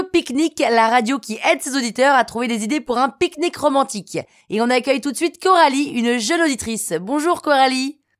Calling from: Niort, Nouvelle-Aquitaine, France; Je viens de Niort et j'ai 27 ans.

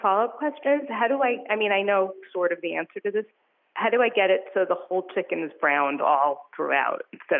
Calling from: New York, United States; I'm calling from New York.

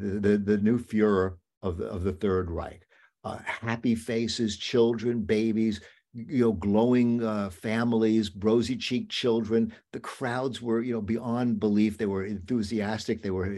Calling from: Long Island, New York, United States; I mean, I'm speaking from Long Island right now

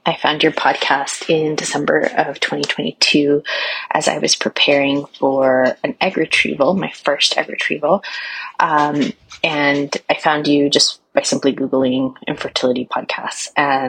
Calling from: Pacific Northwest, United States; I'm calling from the Pacific Northwest.

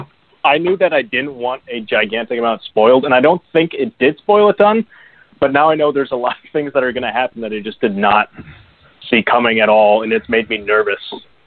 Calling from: Normal, Illinois, United States; Hey, Steele, it's … I'm calling from Normal, Illinois.

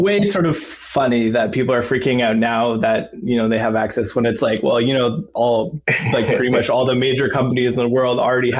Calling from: Toronto, Ontario, Canada; Currently, I'm calling from Toronto, Ontario in Canada.

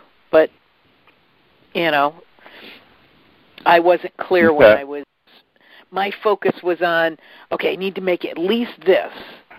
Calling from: Chicago, Illinois, United States; I'm calling from the Chicago area.

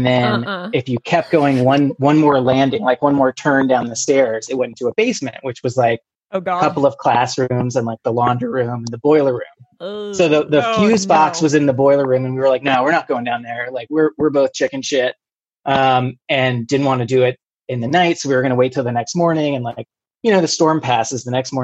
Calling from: Maryland, United States; I live right outside of D.C. in Prince George's County, Maryland

